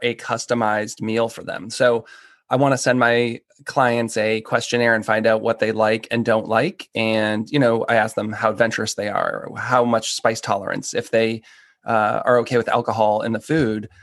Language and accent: English; Boston, Massachusetts, United States; moved away as an adult; also born or lived in Seattle / Philadelphia; now in Washington, D.C., United States; I grew up outside of Boston